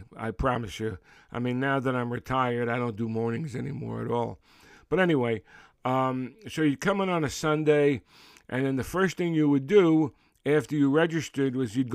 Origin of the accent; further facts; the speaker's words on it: Brooklyn, New York, United States; growing up in Brooklyn in the 50s